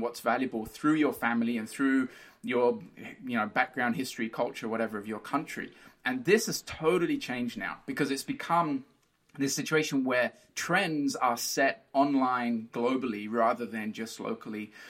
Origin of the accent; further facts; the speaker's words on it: Brazil; moved away; I grew up in Brazil. I feel more Brazilian than anything else.